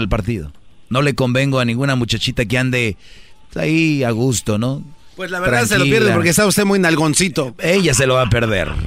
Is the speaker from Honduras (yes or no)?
no; Jalisco, Mexico; yo no soy de allá, yo soy de Jalisco